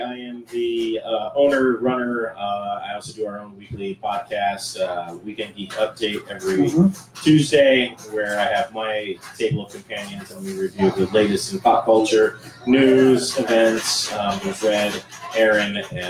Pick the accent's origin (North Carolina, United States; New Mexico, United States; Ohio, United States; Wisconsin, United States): Wisconsin, United States; now in Colorado, United States; I'm actually a Wisconsin native, so Colorado is not my home.